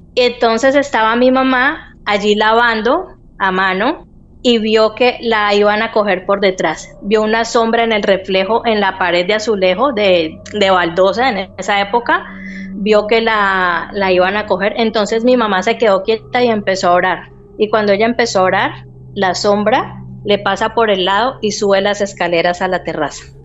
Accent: Cali, Valle del Cauca, Colombia; moved away as an adult; now in Spain; yo soy de Colombia, eh, soy de una ciudad que se llama Cali

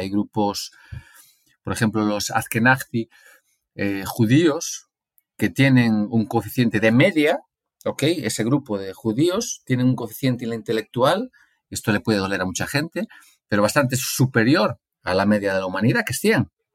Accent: Galicia, Spain; moved away as an adult; also born or lived in Brazil; now in León, Spain; Yo crecí en Galicia

